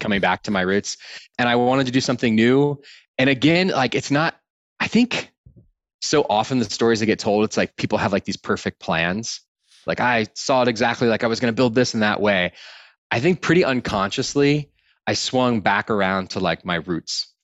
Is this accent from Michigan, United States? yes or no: no; Austin, Texas, United States; I grew up in Austin, Texas